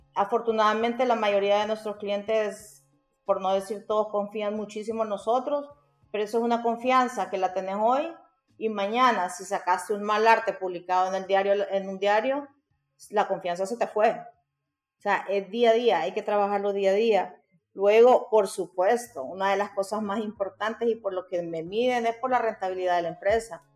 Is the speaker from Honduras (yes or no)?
yes; Honduras; Orgullosamente soy graduada de la Universidad Nacional Autónoma de Honduras